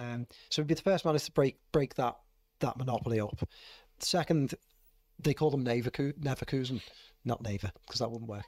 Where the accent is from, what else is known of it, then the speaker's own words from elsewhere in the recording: Liverpool, North West England, United Kingdom; what we call in Liverpool